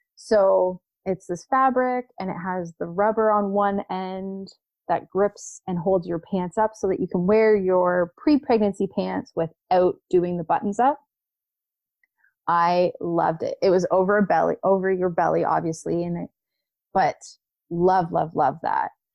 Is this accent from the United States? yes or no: no; Canada; as a Canadian pregnant woman